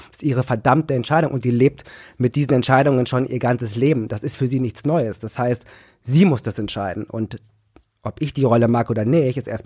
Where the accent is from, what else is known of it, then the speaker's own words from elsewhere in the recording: Ruhr area, North Rhine-Westphalia, Germany; ich komme aus dem Ruhrgebiet, Leute. Also wenn, dann hab ich hier und auch noch schwarz und schwul.